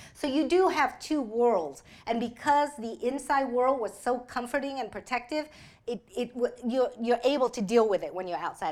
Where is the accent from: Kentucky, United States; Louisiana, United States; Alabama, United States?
Alabama, United States; Montgomery; English is a second language; moved away; also born or lived in Vietnam / Texas; I was raised in Alabama